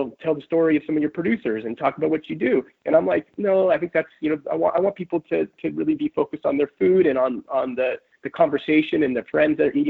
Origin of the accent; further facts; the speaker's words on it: San Diego, California, United States; moved away; also born or lived in Berkeley, California; I'm from San Diego, California. I was educated in the Bay Area at Berkeley